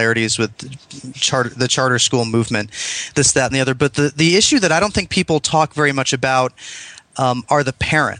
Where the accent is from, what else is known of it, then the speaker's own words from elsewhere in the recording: East Grand Rapids, Michigan, United States; moved away; where I grew up in in Michigan outside of a smaller city, I mean, one of the top 100 cities in the U.S., my parents specifically moved to East Grand Rapids